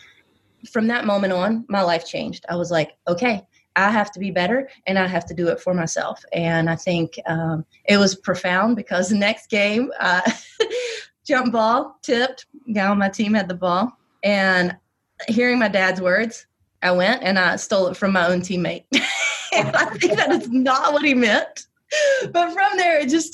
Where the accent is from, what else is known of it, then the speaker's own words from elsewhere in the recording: West Virginia, United States; accent: Southern; also born or lived in Knoxville; now in Washington, DC, United States; that small town that I grew up in West Virginia